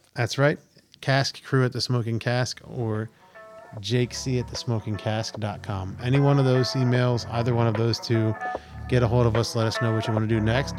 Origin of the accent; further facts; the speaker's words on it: Pennsylvania, United States; I grew up in the Pennsylvania coast.